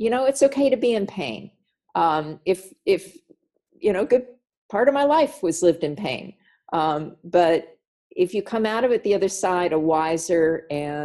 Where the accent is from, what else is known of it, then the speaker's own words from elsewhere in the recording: California, United States; I grew up in privilege in California